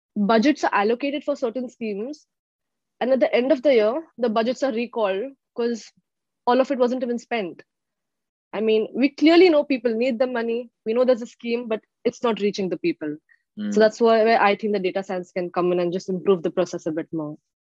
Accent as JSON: {"language": "English", "town": "Mumbai", "region": "Maharashtra", "country": "India", "moved": "as an adult", "lives_now": "Seattle, United States", "said": "originally, I'm from Mumbai, India"}